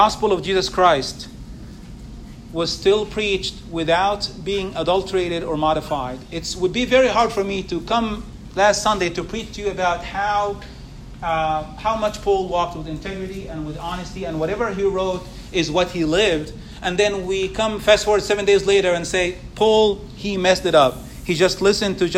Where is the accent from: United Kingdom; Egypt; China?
Egypt; moved away; where I grew up in Egypt